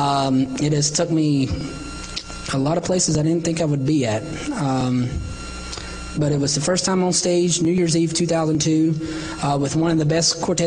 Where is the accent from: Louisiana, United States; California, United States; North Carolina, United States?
North Carolina, United States; Salisbury; born or raised there